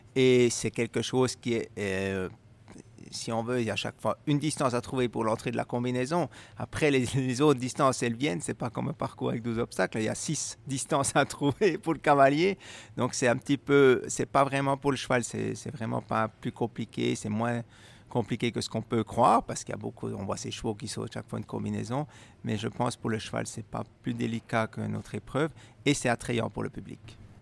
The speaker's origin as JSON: {"language": "French", "country": "Switzerland", "said": "faire les grandes épreuves chez nous en Suisse"}